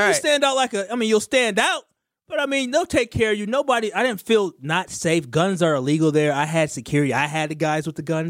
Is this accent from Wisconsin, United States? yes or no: yes; Milwaukee, Wisconsin, United States; I'm from Milwaukee.